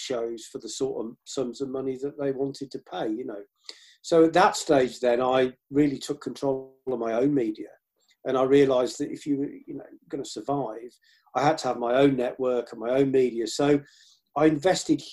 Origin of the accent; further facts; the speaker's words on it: Birmingham, West Midlands, United Kingdom; I was brought up around Birmingham and the Black Country